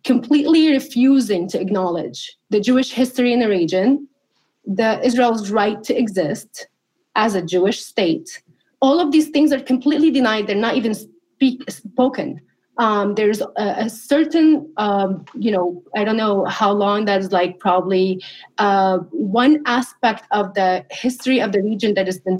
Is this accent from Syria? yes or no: yes; Syria; also born or lived in California; now in United States; somebody who grew up under the Assad regime